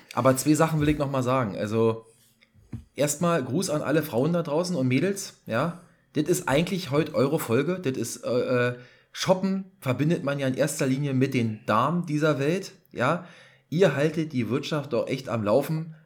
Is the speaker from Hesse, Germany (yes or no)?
no; Berlin, Germany; hier als Berliner